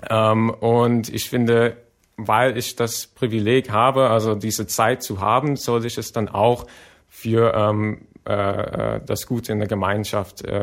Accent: United States; German is a second language; Ich komme ja, wie gesagt, aus den USA.

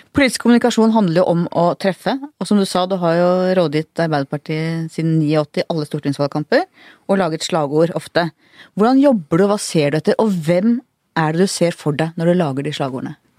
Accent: Oslo, Norway; Jeg er også fra Manglerud, gikk på Katta

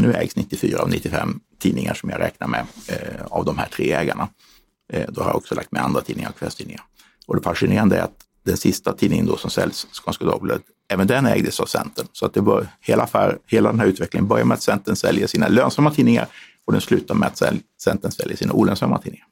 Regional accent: Umeå, Västerbotten County, Sweden; moved away; also born or lived in Stockholm; jag är född i Stockholm men uppvuxen i Umeå

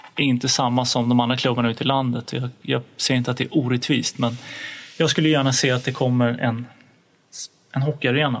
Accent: Stockholm, Stockholm County, Sweden; som stockholmare

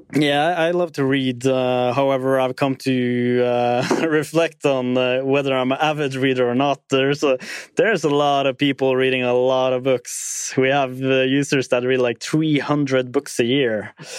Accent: Tromsø, Troms, Norway; my hometown Tromsø

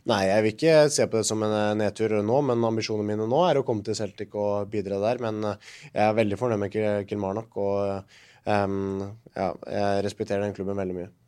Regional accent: Norway; moved away as an adult; also born or lived in Scotland; her hjemme i Norge

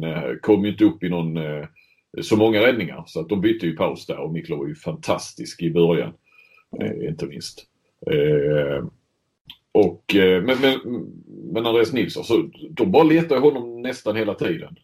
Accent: Sweden; moved away; som svensk

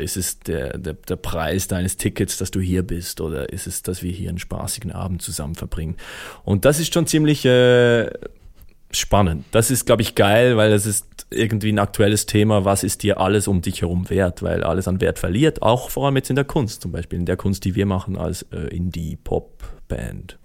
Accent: Switzerland; als Schweizer

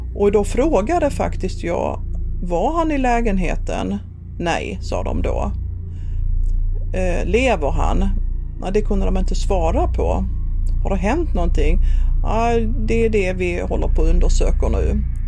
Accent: Skåne, Sweden; moved away as an adult; also born or lived in Helsingborg; Jag kommer ju från Skåne som sagt och det hörs ju säkert

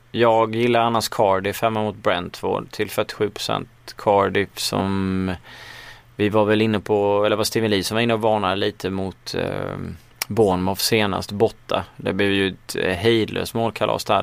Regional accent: Småland, Sweden; accent: Småländska; jag sitter i alla fall med min småländska stämma

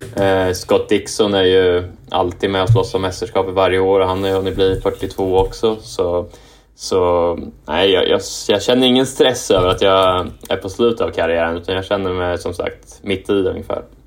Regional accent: Kumla, Örebro County, Sweden; moved away as an adult; also born or lived in Japan; now in Indianapolis, United States; jag är uppvuxen i Kumla eh, som är ju ja, en kvart från Örebro

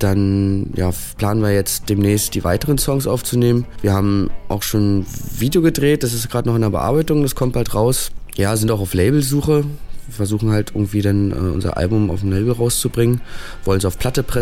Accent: Berlin, Germany; Wir sind ja aus Berlin und da gibt es immer viele Shows, viele Bands kommen nach Berlin

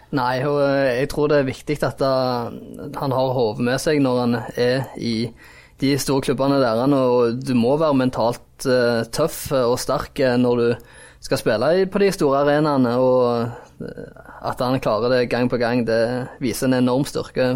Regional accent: Jæren, Rogaland, Norway; Jeg er jo jærbu sjøl

